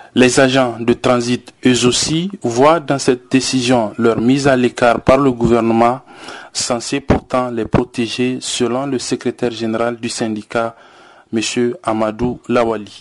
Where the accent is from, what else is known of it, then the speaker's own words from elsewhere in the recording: Niger; nous sommes des Nigériens